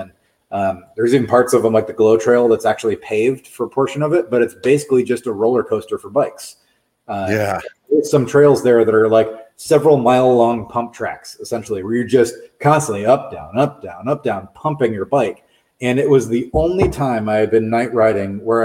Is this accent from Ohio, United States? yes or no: no; Raleigh, North Carolina, United States; moved away; I grew up in Raleigh, North Carolina, in the Piedmont of the state